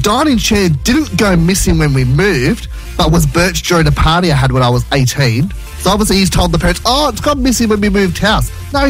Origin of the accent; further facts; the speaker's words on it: Blacktown, New South Wales, Australia; We're from Blacktown.